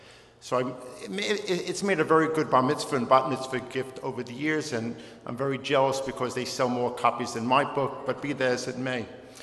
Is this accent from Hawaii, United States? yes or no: no; New York City, New York, United States; accent: Bronx; as a kid growing up in New York, where I acquired my distinctive Bronx dialect